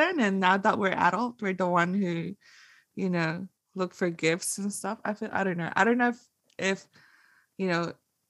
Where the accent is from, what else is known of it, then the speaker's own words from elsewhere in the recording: Philippines; now in Australia; I grew up in the Philippines and I spent most of my Christmas there. And, you know, it's compared to here in Australia, I only have a few families and most of my families are in the Philippines.